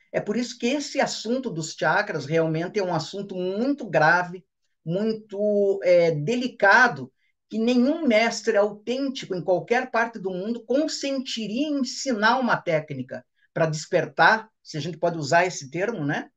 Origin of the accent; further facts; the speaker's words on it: Ponta Grossa, Paraná, Brazil; minha cidade natal de Ponta Grossa, no Paraná